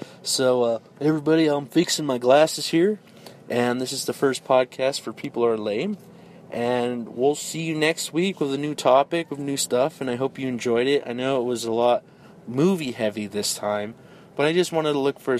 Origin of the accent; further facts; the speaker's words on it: Denver, Colorado, United States; now in Houston, United States; we are in Houston, Texas right now, but we were both born and raised in Denver, Colorado